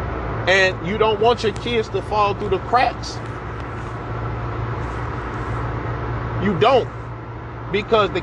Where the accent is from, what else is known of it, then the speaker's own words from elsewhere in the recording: United States; us as Black people who ancestors came from the American soil